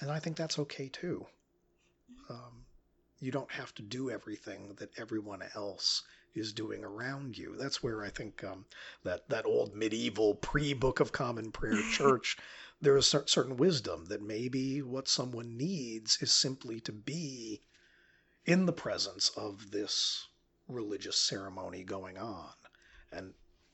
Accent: upstate New York, United States; I grew up in a church called St. Mark in upstate New York

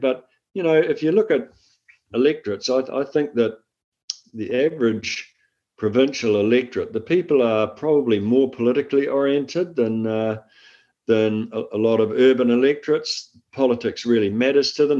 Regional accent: Waikato, New Zealand; I'm from the Waikato. I grew up on uh, farmland in the Waikato

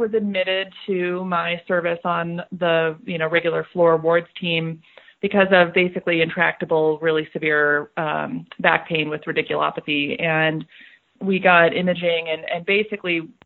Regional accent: Colorado, United States; a suburban level 2 trauma medical center in Colorado, in my home state

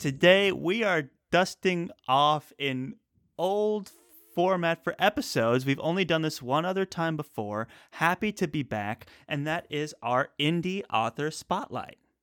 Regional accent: Northeast, United States; moved away; also born or lived in the South (US); we're both from the Northeast originally, and now we're both currently um, residing in the South

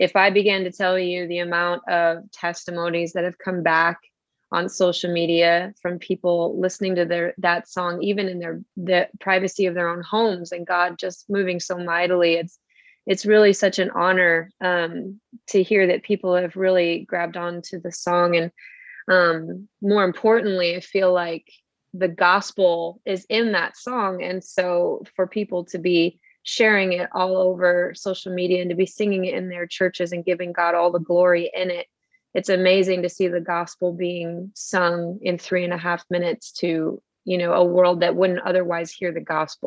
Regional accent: Buffalo, New York, United States; I hail from Buffalo, New York

